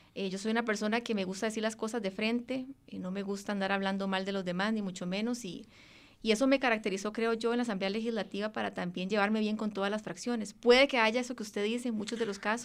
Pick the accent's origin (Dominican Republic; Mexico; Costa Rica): Costa Rica; Moravia, San José; also born or lived in Mora, San José / Escazú; Eh, Moravia, en San José, sin embargo tengo raíces de Guanacaste y de Punta Arenas